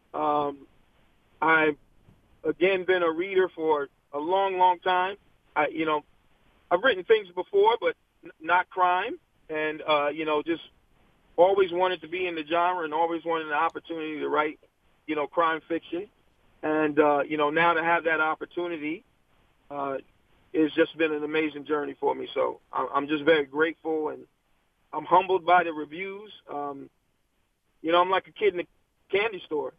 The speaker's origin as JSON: {"language": "English", "region": "Virginia", "country": "United States", "tie": "born or raised there", "moved": "yes", "lives_now": "New Jersey, United States", "said": "I was born in Virginia. And, mm. uh, unfortunately, left and came to New Jersey"}